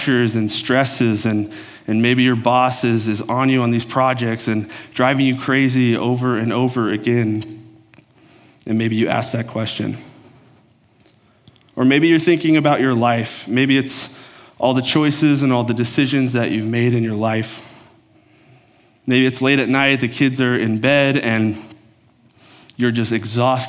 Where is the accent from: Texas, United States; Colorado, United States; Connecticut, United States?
Texas, United States; moved away as an adult; also born or lived in Oklahoma; now in Minnesota, United States; I grew up in Texas. I'm a Texan by heart